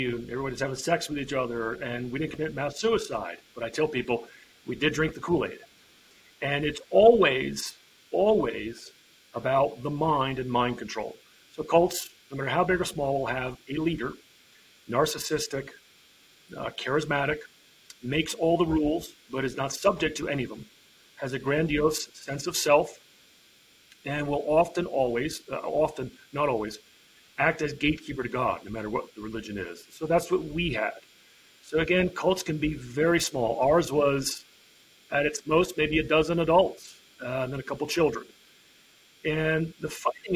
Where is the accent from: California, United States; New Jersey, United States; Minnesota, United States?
New Jersey, United States; now in Montana, United States; I live in Montana. I was born and raised on the East Coast in New Jersey